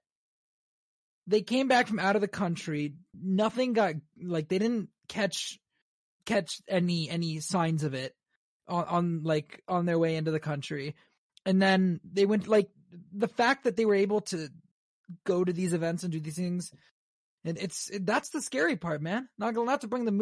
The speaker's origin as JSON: {"language": "English", "region": "Maryland", "country": "United States", "tie": "born or raised there", "said": "my home state of Maryland"}